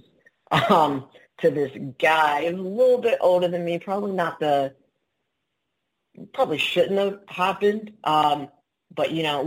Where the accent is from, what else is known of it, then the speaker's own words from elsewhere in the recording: Baltimore, Maryland, United States; now in Miami Beach, United States; I'm originally from Baltimore, Maryland, and now I live in Miami Beach